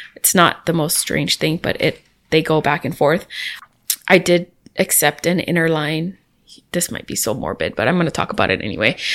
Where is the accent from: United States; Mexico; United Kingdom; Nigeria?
United States; Hawaii; I'm from Hawaii